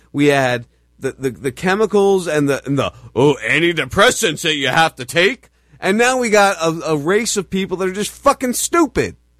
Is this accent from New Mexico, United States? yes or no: no; New Jersey, United States; I grew up in New Jersey